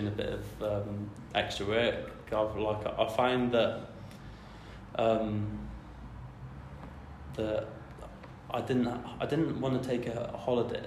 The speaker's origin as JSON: {"language": "English", "region": "Mid Wales", "country": "United Kingdom", "also_born_or_lived": "Scotland", "moved": "as an adult", "lives_now": "Newcastle, United Kingdom", "said": "I am originally from Mid Wales, but have now made the move up to Newcastle"}